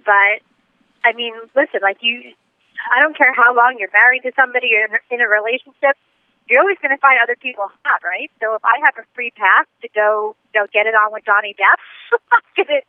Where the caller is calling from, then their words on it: New York, United States; I'm calling from New York.